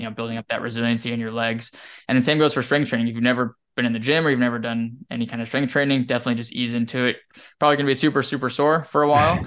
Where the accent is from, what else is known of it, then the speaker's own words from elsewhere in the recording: Wyoming, United States; now in Texas, United States; growing up in Wyoming